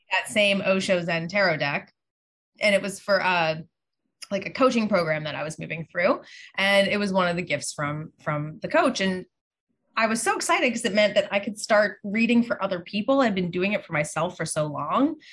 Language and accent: English; Pittsburgh, Pennsylvania, United States; I grew up in Pittsburgh